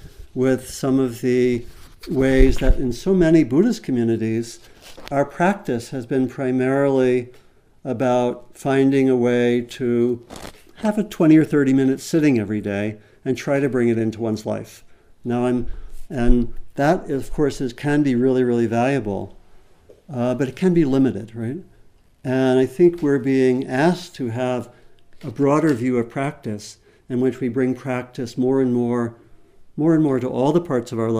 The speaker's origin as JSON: {"language": "English", "town": "Berkeley", "region": "California", "country": "United States", "tie": "born or raised there", "said": "my hometown of Berkeley, California"}